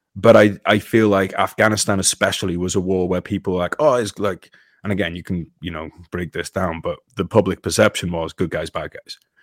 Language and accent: English; United Kingdom; British person. I was born into a British body, but I identify as an American